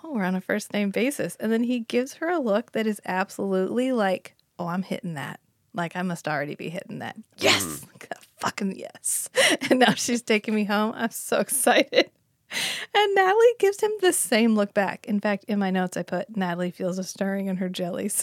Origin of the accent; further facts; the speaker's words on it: United States; I'm from America, I am American